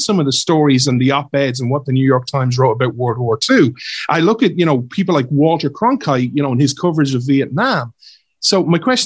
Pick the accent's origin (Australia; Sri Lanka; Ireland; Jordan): Ireland; I'm Irish, I'm based in Ireland